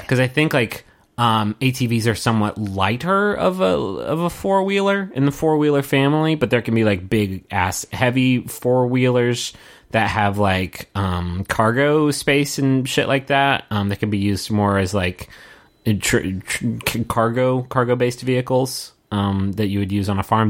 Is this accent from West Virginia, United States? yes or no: yes; Huntington, West Virginia, United States; when I was growing up in West Virginia and I, I in, in in Huntington